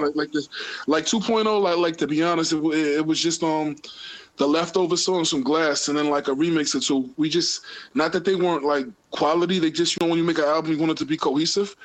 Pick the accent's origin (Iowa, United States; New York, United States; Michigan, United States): New York, United States; New York City; growing up in Queens, you know, I grew up around all kind of different ethnicities